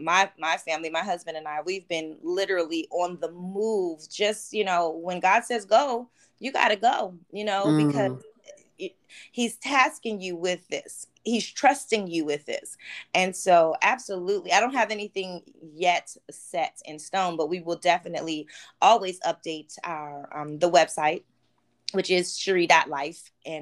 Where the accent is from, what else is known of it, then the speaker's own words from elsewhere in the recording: Oxnard, California, United States; also born or lived in Baltimore, Maryland; So let's see. I was born in Baltimore, Maryland. We moved to Oxnard